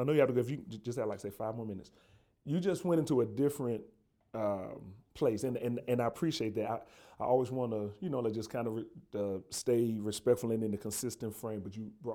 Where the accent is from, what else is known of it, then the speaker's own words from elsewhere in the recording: the South, United States; moved away; I'm from the South